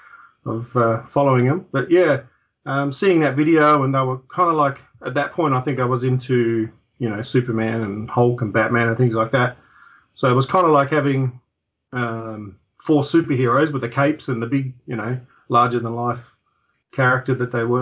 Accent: Adelaide, South Australia, Australia; that's where I'm from

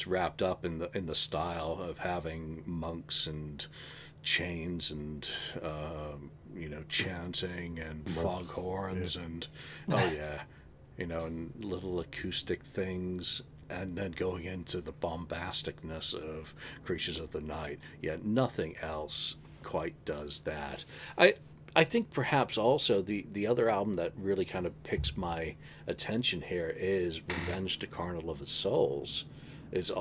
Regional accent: California, United States; Californian folk

